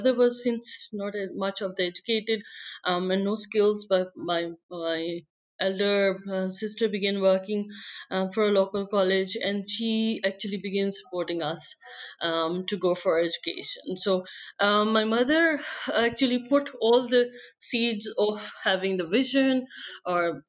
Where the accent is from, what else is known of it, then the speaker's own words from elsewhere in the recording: Mirpur, Azad Kashmir, Pakistan; they've been living in Mirpur Azad Kashmir. I was born there